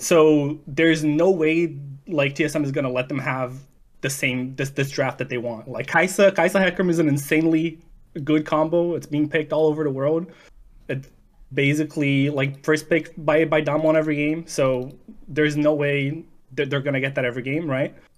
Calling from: Vancouver, British Columbia, Canada; calling from Vancouver, Canada.

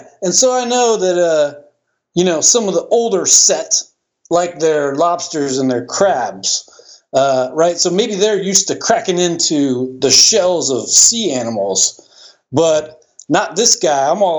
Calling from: Florida, United States; I'm calling in from Central Florida.

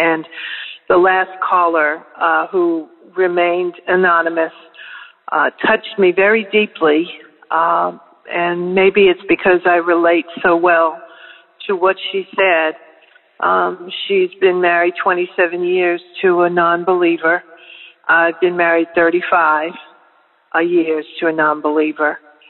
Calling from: Florida, United States; Good morning, Daily Audio Bible family. … I'm calling from the Florida Panhandle.

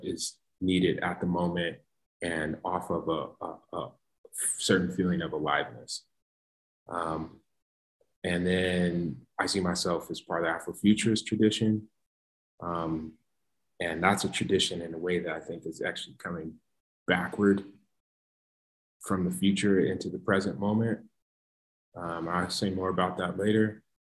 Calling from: Colorado, United States; I am speaking from Colorado, ancestral lands of the Ute, Arapaho, Cheyenne, the Apache, some folks say

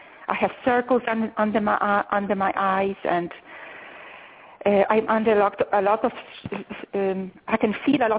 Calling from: Austin, Texas, United States; I'm calling from Austin

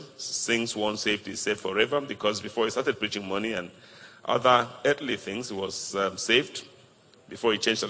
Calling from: Spain; Pastor … calling from Spain.

